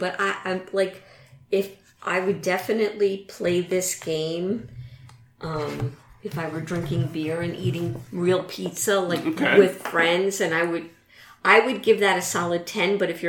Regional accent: New York, United States; Look, I'm from New York, okay?

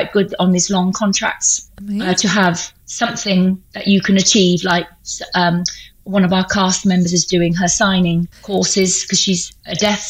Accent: Thornbury, South West England, United Kingdom; now in Bristol, United Kingdom; But I live in Bristol now, but I was brought up in Thornbury.

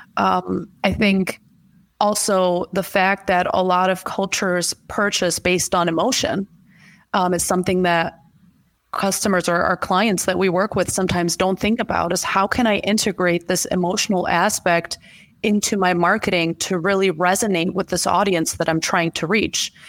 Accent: Germany; moved away as an adult; now in United States; I was born and raised in Germany to Middle Eastern or Chaldean parents

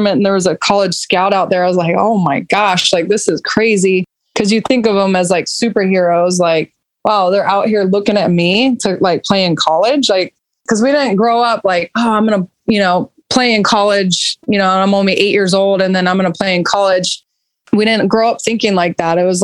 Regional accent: Roseville, California, United States; I grew up in Roseville, California, which is Northern California near the capital of Sacramento

